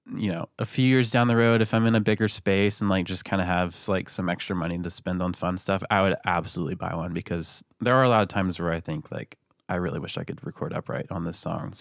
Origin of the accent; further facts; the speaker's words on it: Lakeland, Florida, United States; I'm from Lakeland, Florida